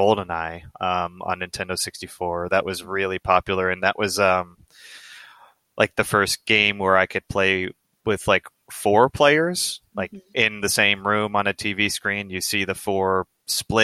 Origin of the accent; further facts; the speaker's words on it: United States; male growing up in America